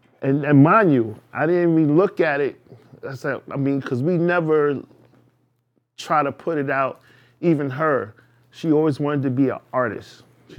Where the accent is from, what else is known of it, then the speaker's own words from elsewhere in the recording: New York City, New York, United States; I'm from East New York.